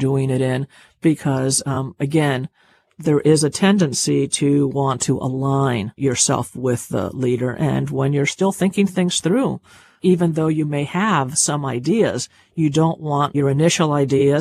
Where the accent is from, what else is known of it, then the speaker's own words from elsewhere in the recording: Cuba; I'm Cuban in terms of, you know, I was born in Cuba and I was raised in a Cuban family, a big, loud Cuban family